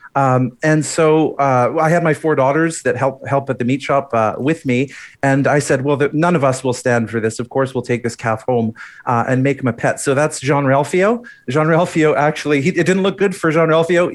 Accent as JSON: {"language": "English", "town": "Edmonton", "region": "Alberta", "country": "Canada", "tie": "born or raised there", "also_born_or_lived": "Calgary", "said": "growing up in Edmonton"}